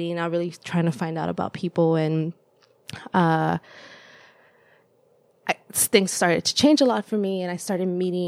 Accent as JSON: {"language": "English", "town": "Los Angeles", "region": "California", "country": "United States", "tie": "born or raised there", "also_born_or_lived": "El Salvador", "first_language": "Spanish", "second_language": "English", "lives_now": "Davis, United States", "said": "I say that I grew up in El Salvador, but I also really identify with Los Angeles because it was my home for so long."}